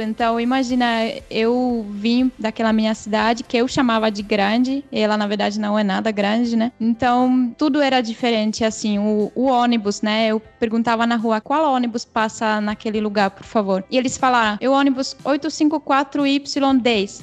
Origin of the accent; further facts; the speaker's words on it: Pardubice, Pardubice Region, Czechia; Portuguese is a second language; moved away as an adult; now in São Paulo, Brazil; eu sou da cidade que chama Pardubice, que é fica uma hora de Praga